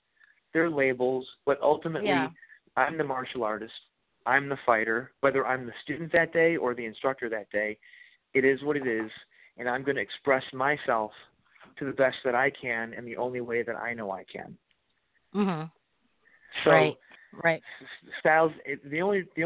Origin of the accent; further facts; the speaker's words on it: United States; technically I have a Polish, mostly Polish ancestry. But if I went to Poland, they'd call me an American. I can't speak Polish